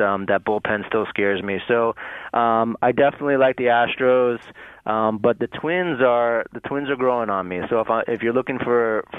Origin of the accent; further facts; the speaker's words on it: New York, United States; I grew up in New York